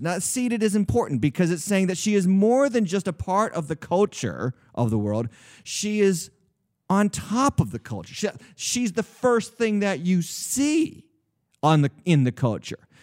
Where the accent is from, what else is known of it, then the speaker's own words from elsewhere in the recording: New England, United States; I was raised in the New England area.